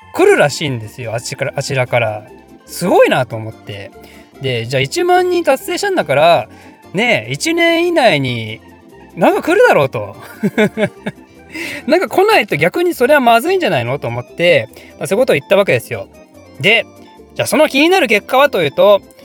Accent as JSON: {"language": "Japanese", "town": "Ryugasaki", "region": "Ibaraki", "country": "Japan", "tie": "born or raised there", "said": "私、確かね、その、龍ヶ崎市出身です"}